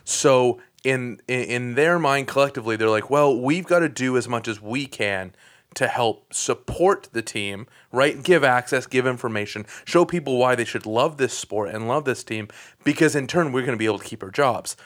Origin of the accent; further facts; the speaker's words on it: Newmarket, Ontario, Canada; I grew up in Newmarket